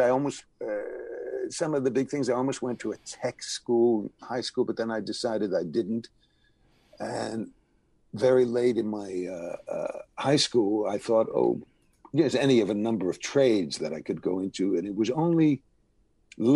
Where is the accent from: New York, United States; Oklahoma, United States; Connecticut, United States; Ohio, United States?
Connecticut, United States; New Haven; moved away as an adult; also born or lived in Los Angeles; I was raised in New Haven, Connecticut